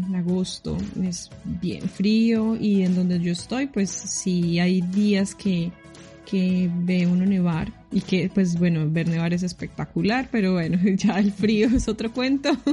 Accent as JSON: {"language": "Spanish", "town": "Armenia", "region": "Quindío", "country": "Colombia", "tie": "born or raised there", "also_born_or_lived": "Bogotá", "moved": "as an adult", "lives_now": "New Zealand", "said": "yo nací en Bogotá, pero me crié en la ciudad de Armenia"}